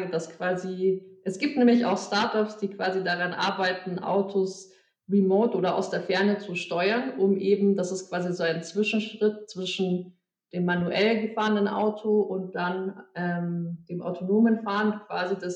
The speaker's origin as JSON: {"language": "German", "town": "Munich", "region": "Bavaria", "country": "Germany", "tie": "born or raised there", "moved": "as an adult", "lives_now": "Berlin, Germany", "said": "ich bin eigentlich Münchnerin, äh, born and raised quasi."}